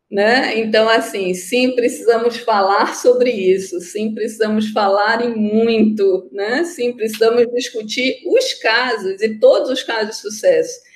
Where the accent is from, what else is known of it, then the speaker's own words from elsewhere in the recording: North Region, Brazil; Sim, eu sou nortista.